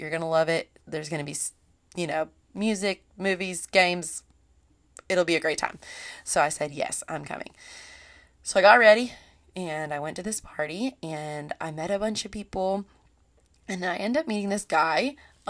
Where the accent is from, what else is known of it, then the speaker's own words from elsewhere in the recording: Columbia, South Carolina, United States; I was from Columbia, Lexington area, and South Carolina, and we both just went to USC.